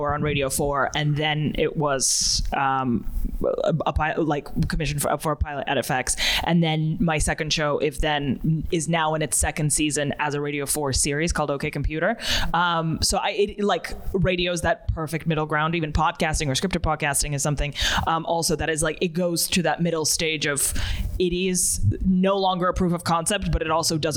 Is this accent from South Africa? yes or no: no; Russia; moved away; I'm originally from Russia